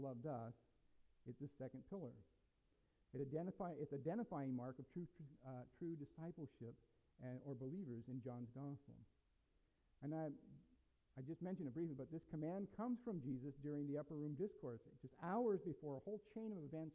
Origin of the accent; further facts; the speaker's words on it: United States; We're Americans. We have a history and a culture that's been built upon personal freedom. And I, as an American, I embrace